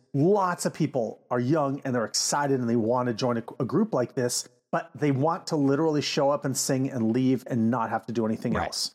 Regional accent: United States; as an American

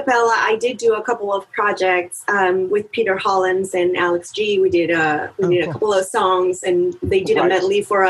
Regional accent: Monterrey, Nuevo León, Mexico; moved away; I'm originally born and raised in Mexico, in Monterey

